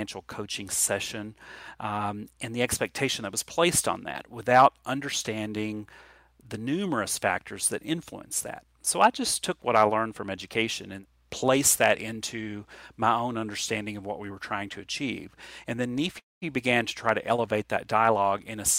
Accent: Appalachia, United States; Appalachian kids and Appalachian people are unsophisticated and have little experience, but we're actually very independent people

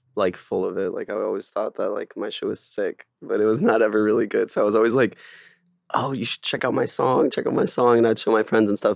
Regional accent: Miami, Florida, United States; moved away as an adult; also born or lived in France; now in Los Angeles, United States; I was born in France and then moved to Miami when I was, like, seven with my parents

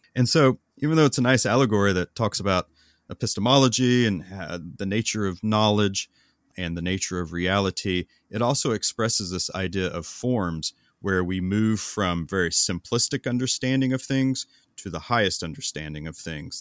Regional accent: United States; we Americans

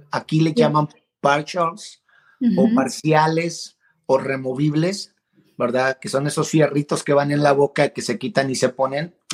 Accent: Guadalajara, Jalisco, Mexico; accent: neutral; also born or lived in El Salvador; Soy originario del Salvador, nací en El Salvador, Centroamérica, pero me crié en la ciudad de Guadalajara, Jalisco, en México. Así que por eso mi acento no es muy salvadoreño, que digamos, es, más neutro, ¿verdad?

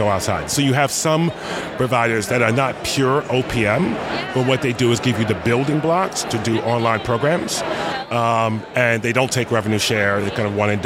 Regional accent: New York City, New York, United States; I grew up in the South Bronx

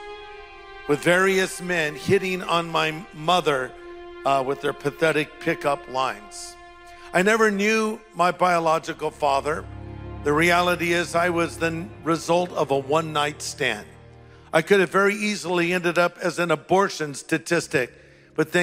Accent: United States; I'm an American

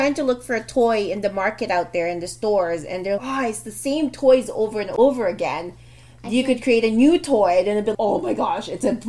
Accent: Philippines; because we're Filipino

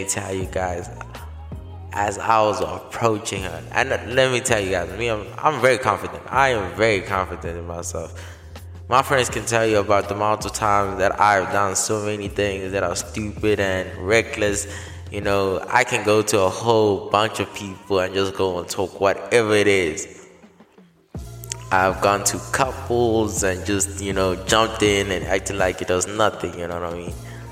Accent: South Africa; I was born and raised in South Africa

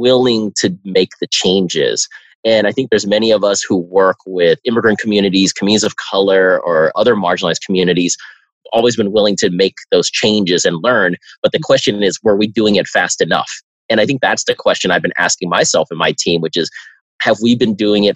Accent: Bay Area, California, United States; I'm from the Bay Area

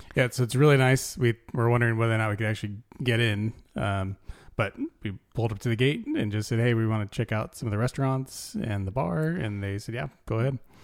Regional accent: California, United States; I'm from California

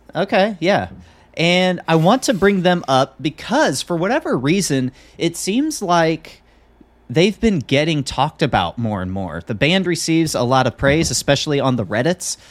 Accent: Midwest, United States; John and I, we grew up in the Midwest

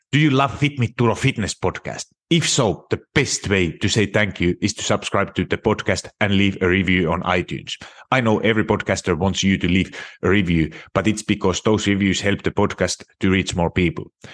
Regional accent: Finland; moved away; I'm originally from Finland

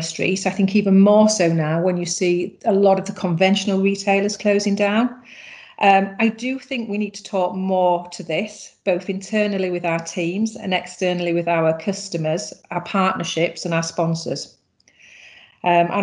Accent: England, United Kingdom; moved away as an adult; now in Ireland; I'm obviously originally from England, and then I met my husband, who is Irish, and I came over to Ireland 18 years ago

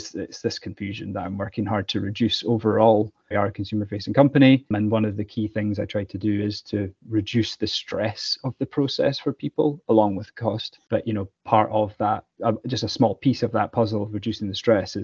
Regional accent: Scotland, United Kingdom; Being Scottish

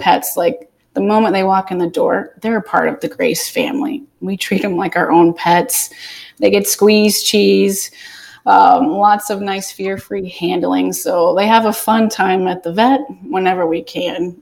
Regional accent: Atlanta, Georgia, United States; now in Southwest Florida, United States; I'm from Atlanta

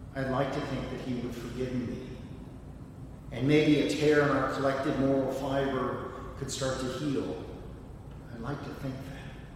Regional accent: Indiana, United States; moved away; my home state of Indiana

